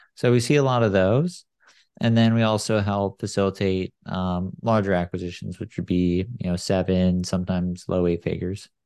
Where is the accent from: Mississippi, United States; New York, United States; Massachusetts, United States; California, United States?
California, United States; San Clemente; now in Silicon Valley, United States; I grew up in San Clemente